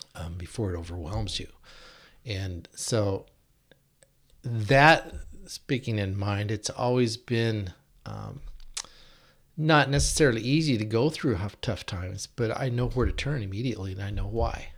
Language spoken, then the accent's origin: English; Yakima, Washington, United States; We moved to Yakima in nineteen sixty-two when I was seven years old because my dad started the Christian radio station